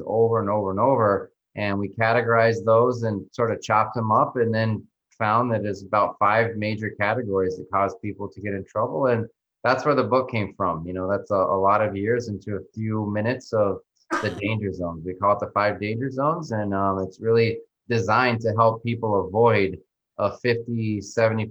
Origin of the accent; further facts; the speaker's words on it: New Mexico, United States; moved away as an adult; now in Miami, United States; I grew up in New Mexico, so not too far from you guys, and then went to college there